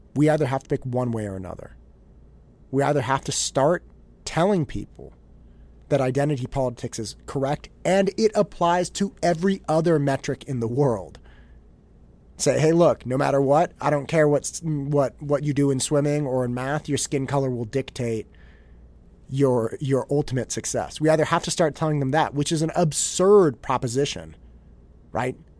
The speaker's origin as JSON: {"language": "English", "town": "Concord", "region": "California", "country": "United States", "tie": "born or raised there", "lives_now": "Danville, United States", "said": "I didn't grow up in Danville. I grew up in Concord"}